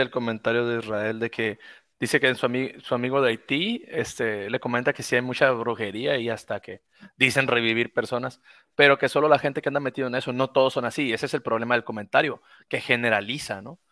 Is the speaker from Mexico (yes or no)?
yes; Mexico; aquí en mi país